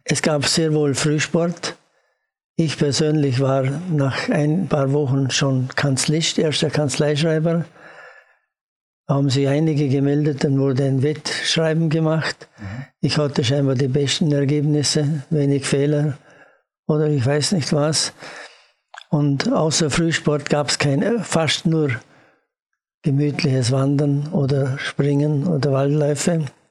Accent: Austria; als Österreicher

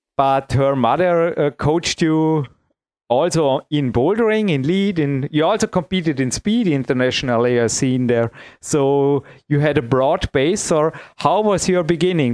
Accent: Imst, Tyrol, Austria; here in my hometown

